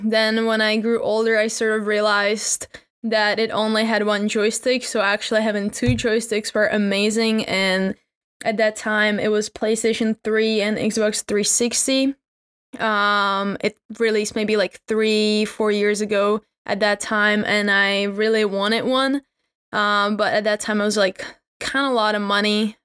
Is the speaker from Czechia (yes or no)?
yes; Czechia; I'm from the Czech Republic